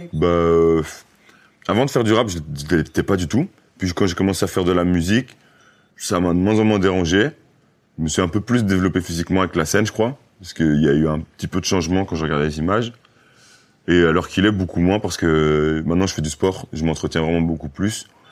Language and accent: French; Brussels, Brussels-Capital Region, Belgium; je venais pas de cette zone-là, je venais de Bruxelles.